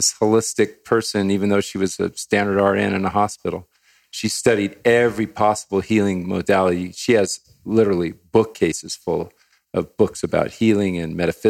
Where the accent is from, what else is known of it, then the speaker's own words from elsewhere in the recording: Hawaii, United States; I grew up in Hawaii, part of my life in Hawaii.